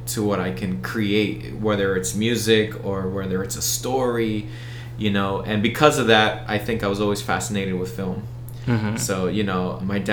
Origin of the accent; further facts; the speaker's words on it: Bethlehem, Pennsylvania, United States; accent: American; I grew up in South Bethlehem. I'm a Southside boy